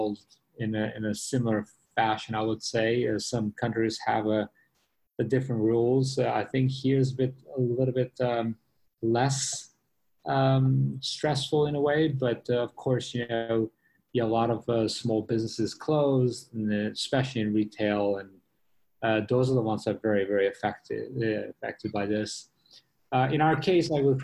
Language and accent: English; New York, United States; moved away as an adult; now in Singapore; I was in New York. I'm from New York